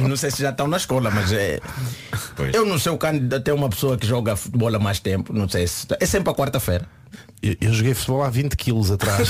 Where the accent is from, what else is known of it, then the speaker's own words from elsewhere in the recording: Angola; moved away; Angola, nos meus tempos, nós não falávamos propriamente inglês.